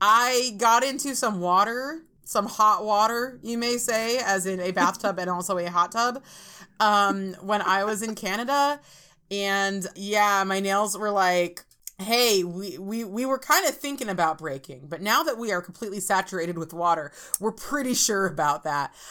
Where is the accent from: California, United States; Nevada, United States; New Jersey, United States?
California, United States; Orange County; I'm from Orange County, California.